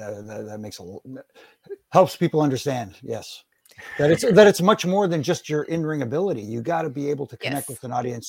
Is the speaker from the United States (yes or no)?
no; Canada; I born and raised in Canada.